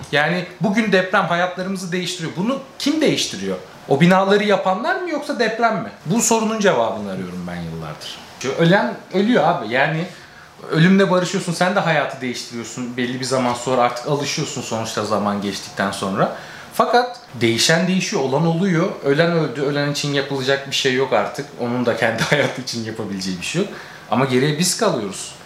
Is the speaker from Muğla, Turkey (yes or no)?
no; Kocaeli, Turkey; moved away as an adult; also born or lived in Yalova; now in Canada; Ve biz Yalova'da yaşıyoruz. Anne, babam ve ben Yalova'da yaşıyoruz. Ee, işlerinden dolayı. Kocaeli'liyiz